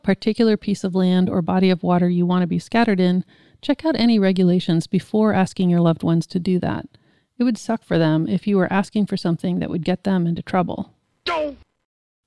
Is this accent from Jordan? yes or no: no; California, United States; I'm such a Californian